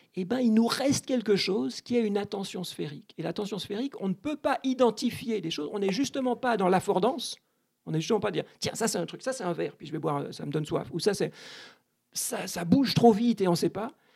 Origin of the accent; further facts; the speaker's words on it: Switzerland; je suis né en Suisse